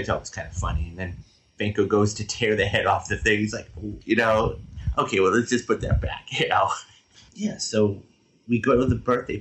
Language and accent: English; Los Angeles, California, United States; I'm from Los Angeles